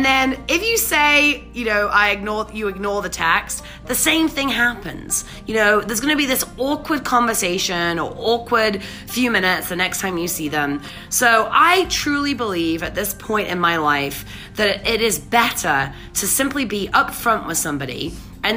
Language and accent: English; England, United Kingdom; moved away; I'm English, right? So you know, when I say the tube, I mean I used to ride the tube.